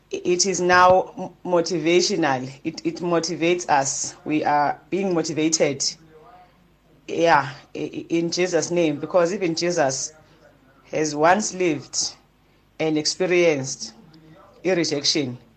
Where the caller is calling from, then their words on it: Harding, KwaZulu-Natal, South Africa; from Harding emasamini.